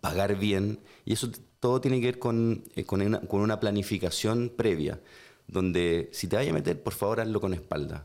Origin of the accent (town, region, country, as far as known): Chile